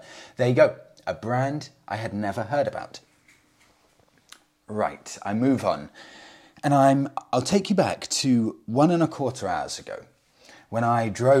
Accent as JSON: {"language": "English", "country": "Poland", "second_language": "English", "said": "As I'm from Poland, mostly motorcycles from Eastern countries were available."}